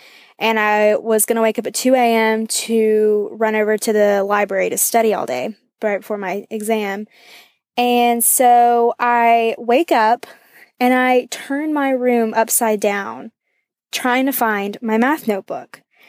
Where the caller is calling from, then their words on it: Athens, Georgia, United States; I'm calling from Athens, Georgia.